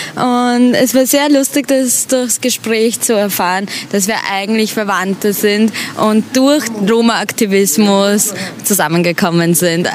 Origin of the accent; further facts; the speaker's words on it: Vienna, Austria; Und zwar bin ich aus Wien, aus dem schönen, tollen Österreich mit den wunderschönen Bergen